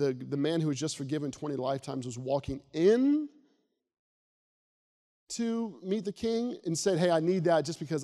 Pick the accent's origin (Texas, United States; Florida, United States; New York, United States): Florida, United States; a small town where I grew up in Florida